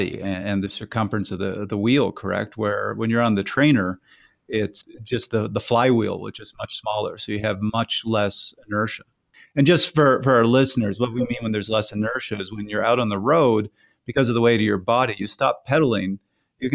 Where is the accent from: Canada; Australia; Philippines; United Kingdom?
Canada; the Canadian here